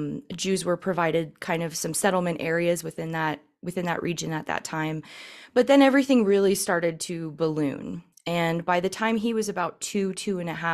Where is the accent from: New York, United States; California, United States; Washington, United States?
California, United States; San Francisco; I was growing up in the San Francisco area for a time when I was a lot younger.